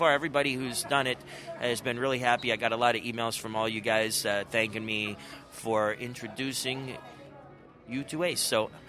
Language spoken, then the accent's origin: English; Pennsylvania, United States; We did a show in Pittsburgh, PA, which is very close to my hometown, so that was great. My family came out for that.